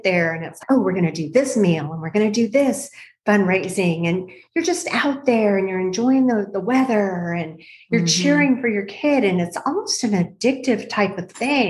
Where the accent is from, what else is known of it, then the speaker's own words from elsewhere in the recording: El Paso, Texas, United States; I grew up in El Paso, Texas at Fort Bliss, and many of my friends, my mom was not military, but many of my friends were